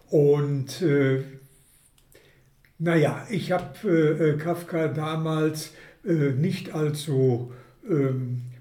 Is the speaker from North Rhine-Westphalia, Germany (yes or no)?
yes; Hagen, North Rhine-Westphalia, Germany; Ja, ich komme aus Hagen